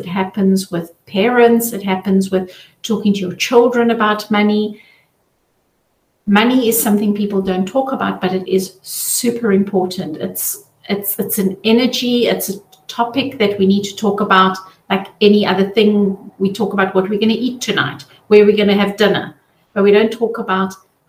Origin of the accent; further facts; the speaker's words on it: South Africa; now in Zurich, Switzerland; I'm originally from South Africa